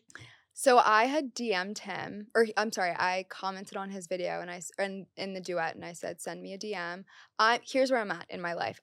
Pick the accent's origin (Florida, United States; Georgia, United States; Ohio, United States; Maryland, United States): Maryland, United States; moved away as an adult; now in New York City, United States; I'm from Maryland, so all my family was from Maryland